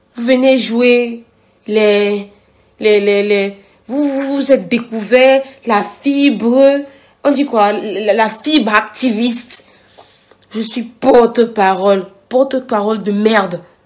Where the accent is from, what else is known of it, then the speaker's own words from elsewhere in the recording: Cameroon; moved away as an adult; now in France; En Afrique, je suis camerounaise